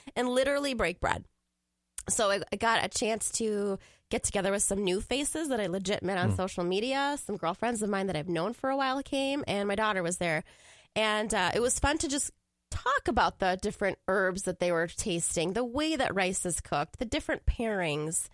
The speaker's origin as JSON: {"language": "English", "town": "Woodbury", "region": "Minnesota", "country": "United States", "tie": "born or raised there", "also_born_or_lived": "Iran", "lives_now": "St. Paul, United States", "said": "I grew up in Woodbury, so that little suburb over there."}